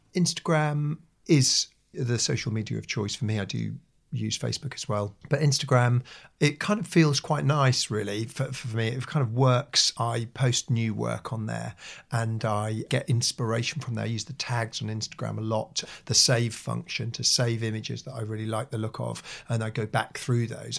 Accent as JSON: {"language": "English", "town": "Norwich", "region": "East of England", "country": "United Kingdom", "tie": "born or raised there", "said": "my hometown of Norwich"}